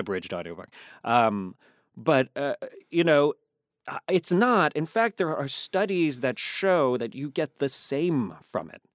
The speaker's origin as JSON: {"language": "English", "region": "Virginia", "country": "United States", "moved": "yes", "said": "I'm from Virginia"}